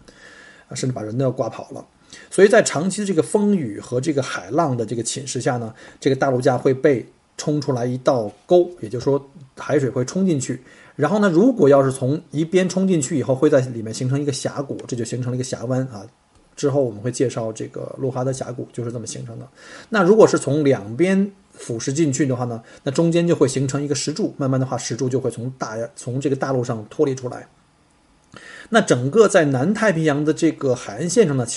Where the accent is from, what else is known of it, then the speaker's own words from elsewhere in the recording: Beijing, China; 不像我们我是从北京来的嘛，像北方的一些山区啊，我们有很多大的石头